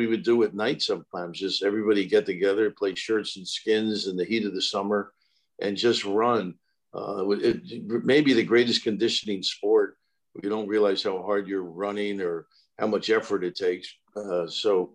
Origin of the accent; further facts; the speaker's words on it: Kearny, New Jersey, United States; also born or lived in Orange, New Jersey; After being born in Orange, we ended up in Kearney, New Jersey